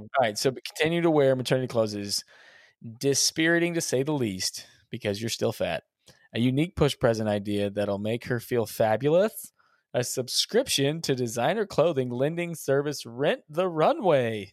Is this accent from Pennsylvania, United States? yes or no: no; Texas, United States; we're from Texas